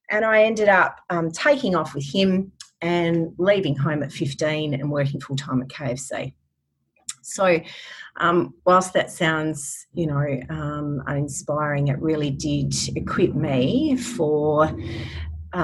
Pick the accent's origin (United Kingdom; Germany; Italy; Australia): Australia; Western Australia; I'm a WA girl, born and bred